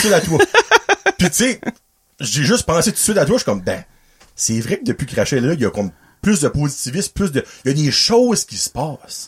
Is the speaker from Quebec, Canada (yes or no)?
no; Dovertia, New Brunswick, Canada; now in Petit-Rocher, Canada; ça fait 10 ans que je demeure à Petit Rocher, ben, je viens de Dovertia